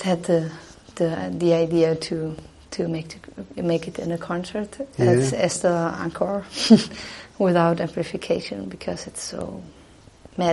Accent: Southern Germany, Germany; English is a second language; moved away as an adult; now in Dresden, Germany; I live in the east of Germany in Dresden, but I came from the south. I come from the south

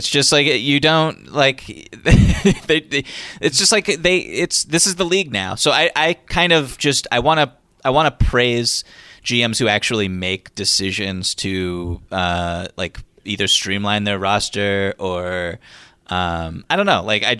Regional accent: Boston, Massachusetts, United States; now in Brooklyn, United States; I mean, I'm from Boston. I'm enjoying my life in Brooklyn.

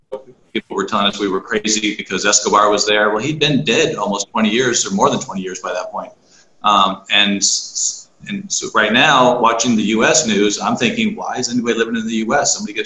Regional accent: Arizona, United States; born there; accent: neutral; I was born in Arizona. So there's gives my neutral accent, I think.

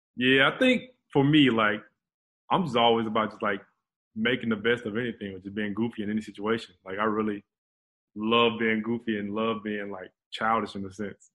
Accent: Atlanta, Georgia, United States; moved away as an adult; now in Houston, United States; we both from Atlanta

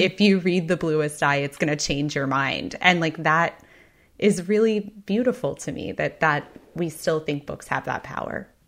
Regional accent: Texas, United States; I grew up in Texas, which is a state

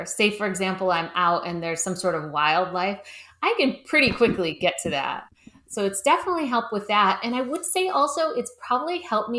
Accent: Cleveland, Ohio, United States; moved away as an adult; now in Los Angeles, United States; No, I grew up in Cleveland, Ohio. Oh, right, Ohio. Cleveland. Mm-hmm. And then right after high school, I moved to LA.

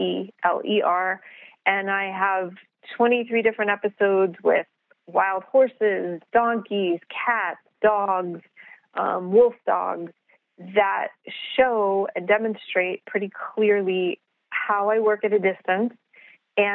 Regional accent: New York City, New York, United States; I grew up in the Bronx.

